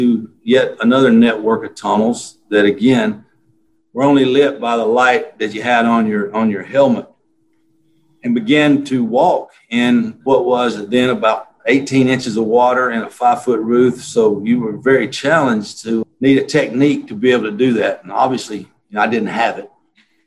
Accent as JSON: {"language": "English", "region": "Alabama", "country": "United States", "tie": "born or raised there", "moved": "yes", "said": "I grew up in Alabama."}